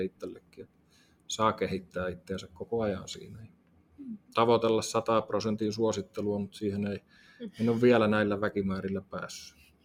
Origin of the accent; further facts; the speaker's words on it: Tampere, Pirkanmaa, Finland; Tampereella syntynyt